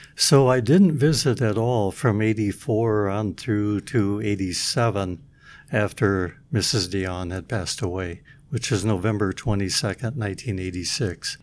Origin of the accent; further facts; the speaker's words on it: Midland, Michigan, United States; moved away; I'm from Midland, Michigan